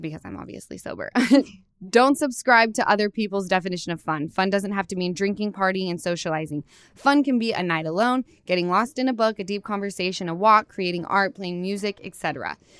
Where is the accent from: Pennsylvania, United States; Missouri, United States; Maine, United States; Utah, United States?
Utah, United States; now in Los Angeles, United States; I come from Utah